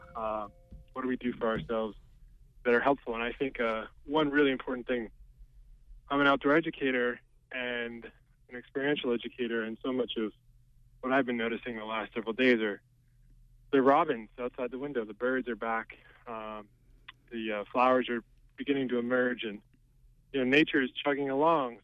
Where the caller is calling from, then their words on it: Brooks, Maine, United States; I'm calling from Brooks